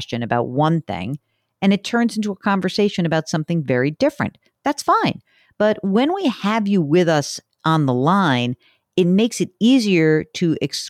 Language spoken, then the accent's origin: English; New York, United States; I'm from New York